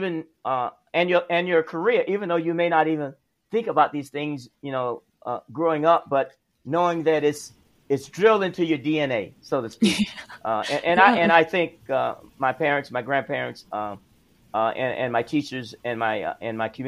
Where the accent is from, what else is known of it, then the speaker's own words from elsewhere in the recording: South Alabama, United States; I grew up in the South, in South Alabama